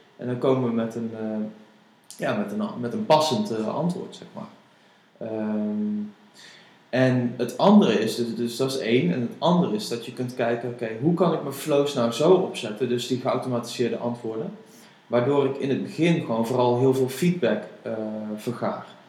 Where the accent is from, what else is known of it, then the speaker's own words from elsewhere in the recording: Netherlands; als Nederlanders